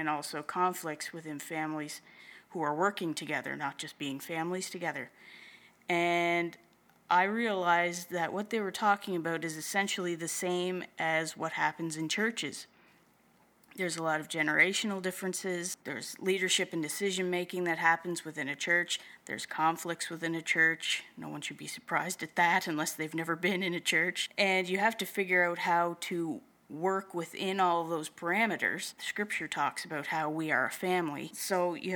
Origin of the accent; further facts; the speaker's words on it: Prince Edward Island, Canada; also born or lived in Moncton, New Brunswick / Halifax, Nova Scotia / Wolfville, Nova Scotia; I was born and raised on Prince Edward Island in Canada.